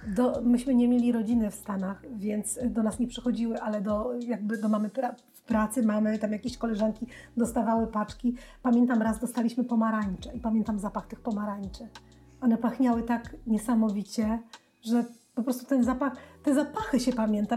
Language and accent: Polish; Białystok, Podlaskie Voivodeship, Poland; ja pochodzę z, z Białego Stoku, pod Białym Stokiem, e, w Wasilkowie